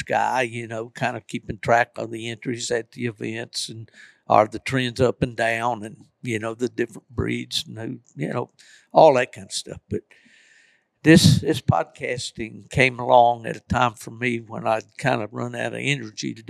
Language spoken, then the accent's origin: English; Appalachian Mountains, United States; I'm from the Appalachian Mountains